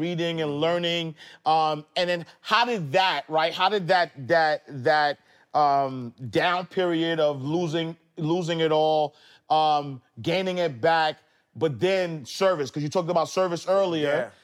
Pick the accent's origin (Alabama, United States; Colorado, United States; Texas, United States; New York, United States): New York, United States; New York City; I'm from the projects. I, I grew up in Harlem, Saint Nicholas Projects